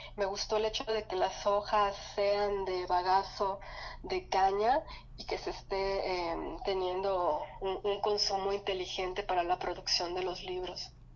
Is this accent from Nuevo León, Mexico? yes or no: no; Yucatán, Mexico; moved away; en Yucatán, de donde soy